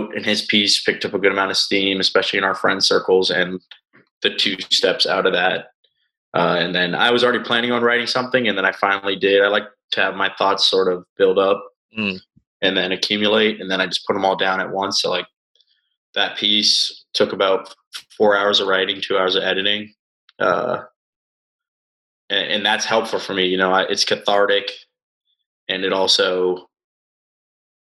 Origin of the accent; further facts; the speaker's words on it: Boston, Massachusetts, United States; also born or lived in Weston; I grew up in Boston